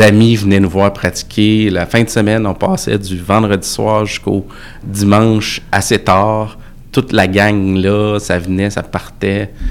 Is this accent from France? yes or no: no; Quebec City, Quebec, Canada; Je viens de Sainte-Foy.